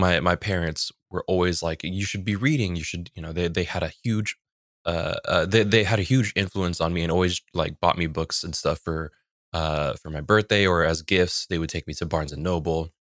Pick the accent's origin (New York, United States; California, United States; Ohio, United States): California, United States; a little bit south of San Francisco; I grew up in San Francisco